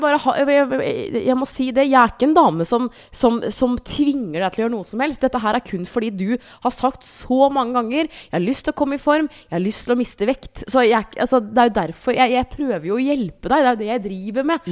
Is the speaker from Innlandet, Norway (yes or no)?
yes; Hamar, Innlandet, Norway; moved away; Jeg var hjemme på Hamar